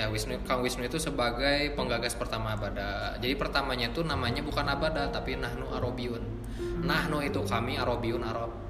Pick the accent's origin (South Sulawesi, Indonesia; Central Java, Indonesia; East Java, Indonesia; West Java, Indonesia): West Java, Indonesia; Bandung; Ana Min Bandung saya dari Bandung gitu ya Jawa Gorbiah Jawa Barat